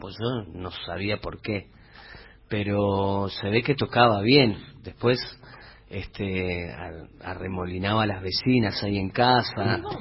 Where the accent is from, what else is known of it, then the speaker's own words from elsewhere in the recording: Chaco, Argentina; yo soy chaqueño